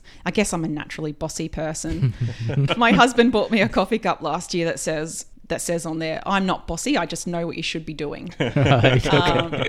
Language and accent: English; New South Wales, Australia; also born or lived in London; Down from Tweed Heads.